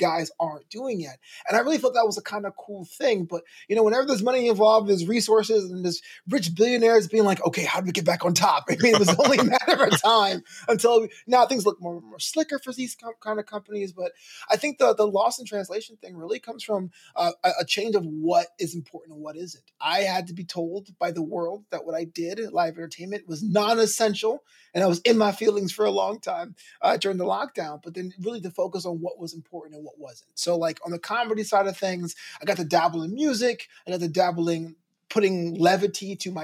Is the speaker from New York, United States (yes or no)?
yes; New York, United States; also born or lived in Brooklyn / Flagler College, St. Augustine, Florida; I grew up in New York where WWF was the local federation